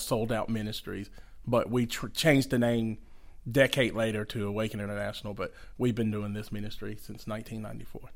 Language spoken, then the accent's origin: English; Conyers, Georgia, United States; also born or lived in Macon, Georgia / Atlanta, Georgia; we grew up partially in Macon, Georgia, and then most of our lives in Conyers, Georgia